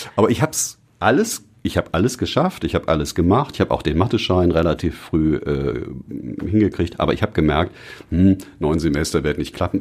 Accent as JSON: {"language": "German", "town": "Düsseldorf", "region": "North Rhine-Westphalia", "country": "Germany", "tie": "born or raised there", "said": "meine Heimatstadt und auch die Region, in der ich aufgewachsen bin, ist Düsseldorf."}